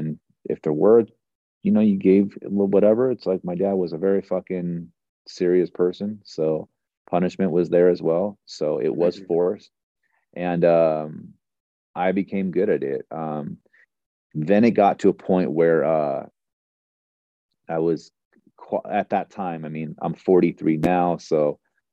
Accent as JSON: {"language": "English", "region": "Northern California", "country": "United States", "tie": "born or raised there", "said": "I was born in Northern California"}